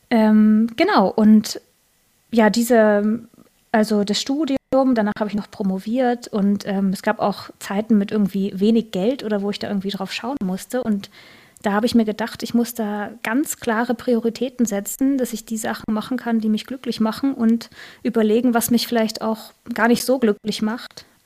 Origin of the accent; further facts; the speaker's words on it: Northern Germany, Germany; Also ich, äh, ich komme auch aus Norddeutschland, aber ich bin hier sozusagen ähm, hin migriert.